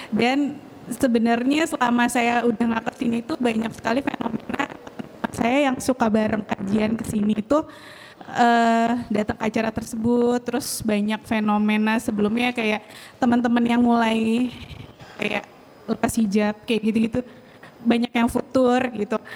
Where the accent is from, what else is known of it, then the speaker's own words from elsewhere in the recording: Surabaya, East Java, Indonesia; uh, Saya dari Surabaya.